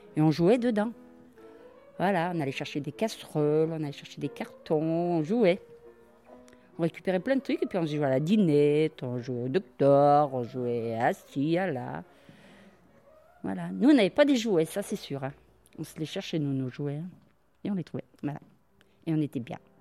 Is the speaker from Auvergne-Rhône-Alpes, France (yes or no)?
yes; Givors, Auvergne-Rhône-Alpes, France; Je suis née à Givors